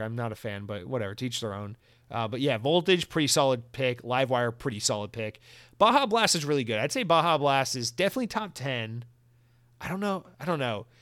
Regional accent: Georgia, United States; moved away; I'm from Georgia

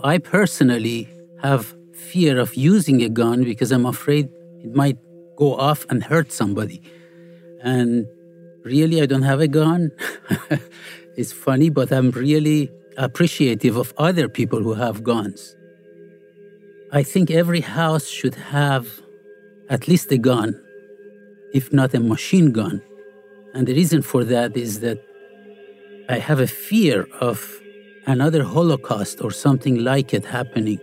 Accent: Iran; moved away; I grew up in Iran

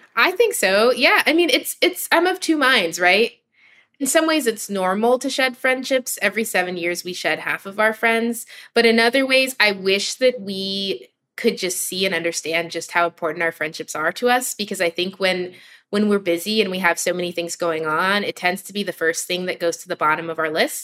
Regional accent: New York City, New York, United States; I grew up in New York City

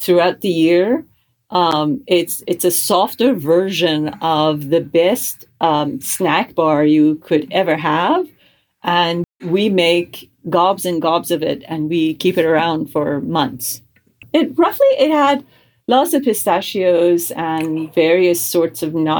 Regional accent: Tehran, Tehran Province, Iran; now in United States; I was born and raised in Tehran, Iran, in a Jewish family. And I emigrated to the United States in 1985

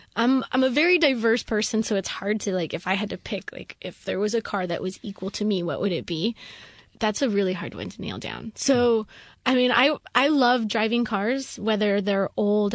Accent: Rapid City, South Dakota, United States; I grew up in Rapid City, South Dakota, super conservative area

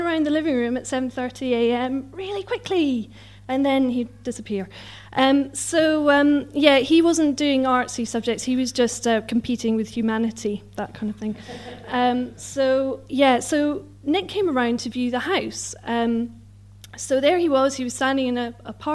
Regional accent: Scotland, United Kingdom; moved away as an adult; also born or lived in Newcastle; now in London, United Kingdom; I'm Scottish

